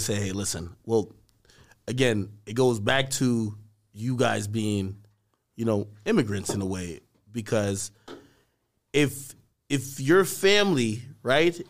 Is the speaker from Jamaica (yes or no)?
yes; Jamaica; now in United States; I grew up in Jamaica